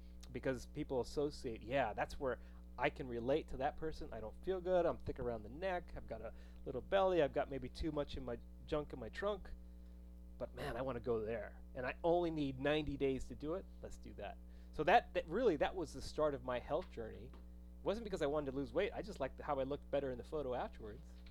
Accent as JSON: {"language": "English", "region": "New Mexico", "country": "United States", "tie": "born or raised there", "said": "I grew up in New Mexico"}